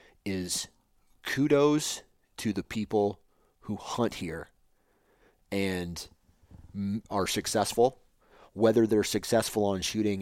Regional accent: Iowa, United States; born there; You know, like, I was born in Iowa. And I have ground in Iowa.

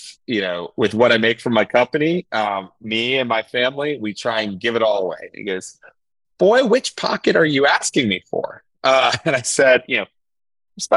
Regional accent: Atlanta, Georgia, United States; now in Charlotte, United States; I grew up in Atlanta

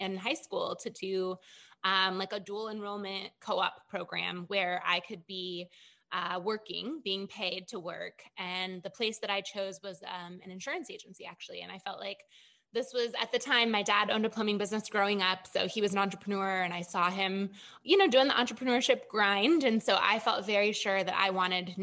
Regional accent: Michigan, United States; moved away as an adult; also born or lived in Chicago, Illinois; I was born and raised in Michigan.

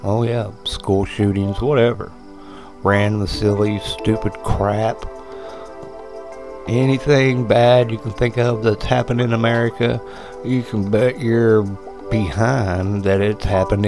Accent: United States

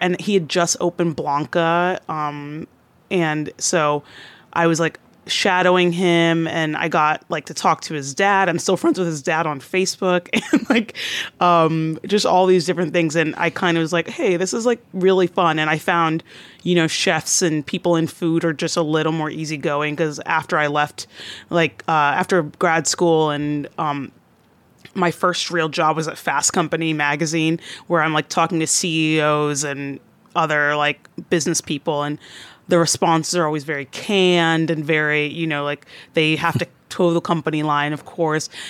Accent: Atlanta, Georgia, United States; moved away as an adult; now in New York, United States; I'm originally from the Atlanta area

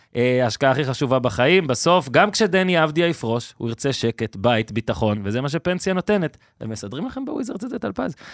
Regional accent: Israel; אנחנו כישראלים

